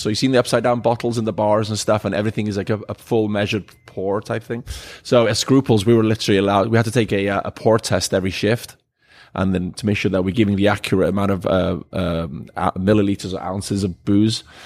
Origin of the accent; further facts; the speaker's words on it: Wales, United Kingdom; moved away; I'm originally from Wales. Uh, grew up on a farm out there